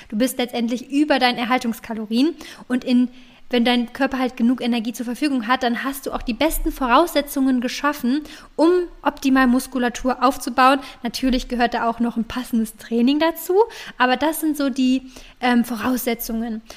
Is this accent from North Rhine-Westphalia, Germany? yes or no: yes; Cologne, North Rhine-Westphalia, Germany; jedenfalls komme ich aus Köln